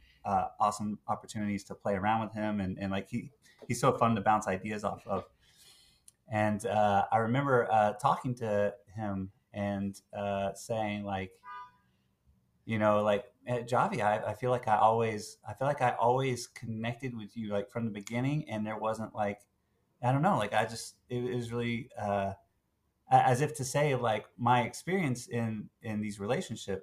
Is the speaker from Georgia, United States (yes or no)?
yes; Atlanta, Georgia, United States; moved away as an adult; also born or lived in Tennessee; now in Brooklyn, United States; the high school that I grew up in Atlanta